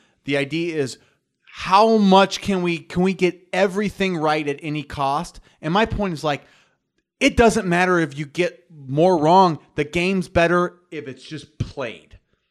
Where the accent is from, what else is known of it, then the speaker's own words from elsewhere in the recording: New York, United States; I'm from New York. I got some New York